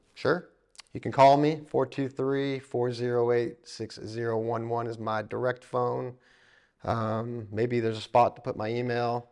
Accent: Florida, United States; now in East Tennessee, United States; I grew up in Florida

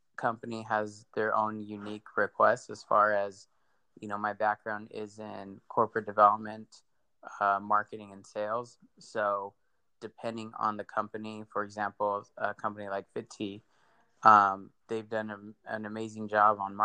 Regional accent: Victorville, California, United States; I grew up a little east of you in Victorville

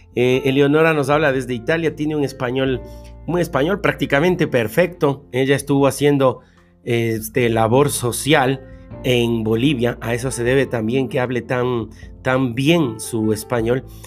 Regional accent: Argentina; now in China; soy en Argentina viviendo en China

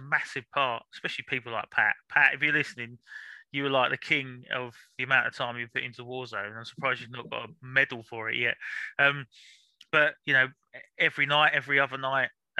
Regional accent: London, United Kingdom; moved away as an adult; also born or lived in Lambeth, South London; now in Norfolk, United Kingdom; I was born South London as well. I was born in King's College. So that's in, Lambeth, I think it is. But lived in North London until 5-6 years ago

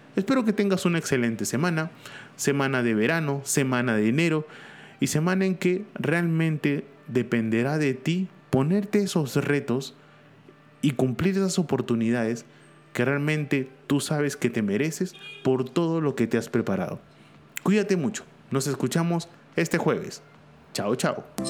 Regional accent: Peru; aquí en mi país, en Perú

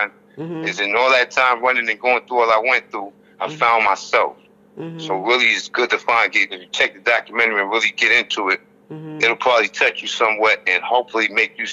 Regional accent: New York, United States; accent: New York; moved away as an adult; also born or lived in Los Angeles; I was born and raised in New York. I just left L.A. I was in L.A. Mm-hmm. 15 years.

